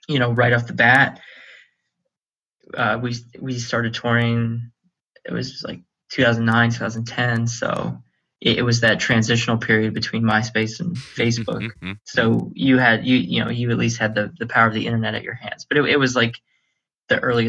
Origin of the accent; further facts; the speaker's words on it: Erie, Pennsylvania, United States; growing up in Erie, we're a poor city, and everyone here is working class